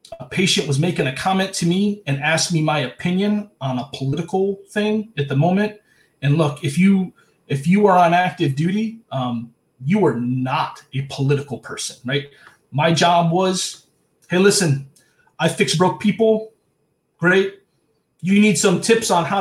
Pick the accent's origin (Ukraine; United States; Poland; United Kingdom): United States; Cleveland, Ohio; moved away; I'm not from an island. I'm from Cleveland.